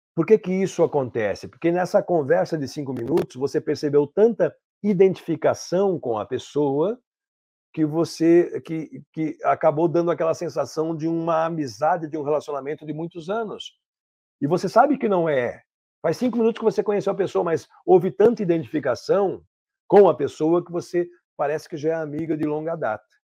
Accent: São Paulo, Brazil; moved away as an adult; now in Caxias do Sul, Brazil; Eu sou de São Paulo, capital, mas moro aqui há 18 anos

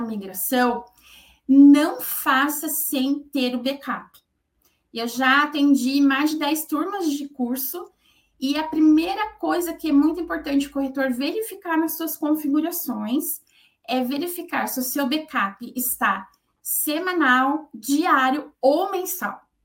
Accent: São Paulo, Brazil; moved away as an adult; now in Curitiba, Brazil; eu sou paulista, né? Eu moro em Curitiba há 24 anos

